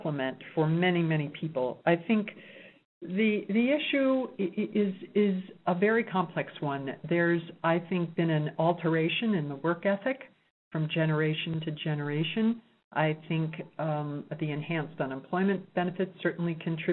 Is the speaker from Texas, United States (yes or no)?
no; New York City, New York, United States; now in Reno, United States; I'm from New York City